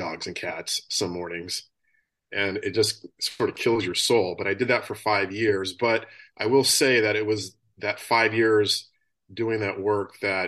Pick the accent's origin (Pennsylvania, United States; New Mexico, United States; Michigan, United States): New Mexico, United States; moved away as an adult; also born or lived in Colorado; now in San Diego, United States; I grew up in New Mexico, which is a couple states over